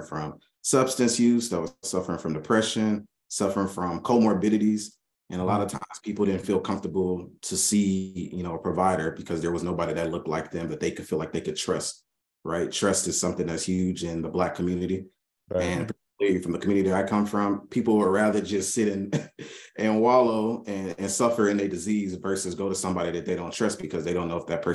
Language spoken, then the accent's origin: English; Little Rock, Arkansas, United States; now in Fort Worth, United States; I grew up in Little Rock, Arkansas, a family of immigrants.